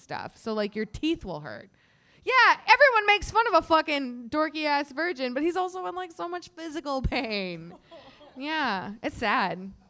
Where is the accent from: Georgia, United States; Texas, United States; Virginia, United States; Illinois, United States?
Illinois, United States; outside of Chicago; now in Chicago, United States; I grew up outside of Chicago